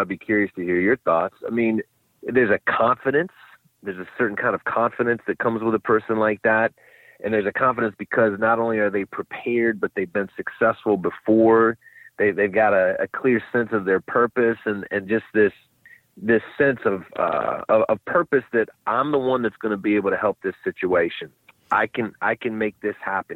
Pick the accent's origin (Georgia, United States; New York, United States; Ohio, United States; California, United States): Ohio, United States; Cleveland; moved away; I'm from Cleveland